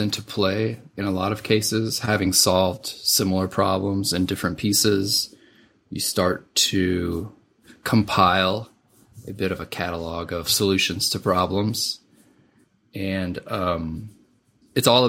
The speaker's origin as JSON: {"language": "English", "region": "Southeast Missouri", "country": "United States", "tie": "born or raised there", "said": "I grew up in Southeast Missouri."}